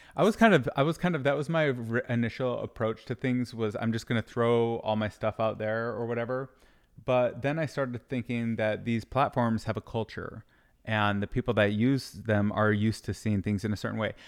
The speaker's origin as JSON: {"language": "English", "region": "Michigan", "country": "United States", "tie": "born or raised there", "also_born_or_lived": "Utah", "moved": "yes", "said": "I grew up in Michigan"}